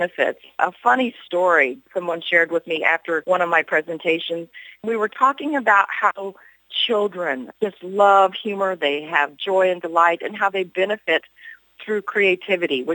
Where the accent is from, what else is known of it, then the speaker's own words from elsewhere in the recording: Hannibal, Missouri, United States; I grew up in Mark Twain's boyhood hometown of Hannibal, Missouri